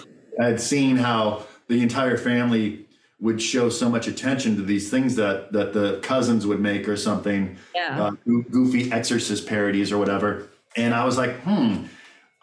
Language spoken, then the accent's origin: English; Los Angeles, California, United States; I'm born and raised in Los Angeles, third generation native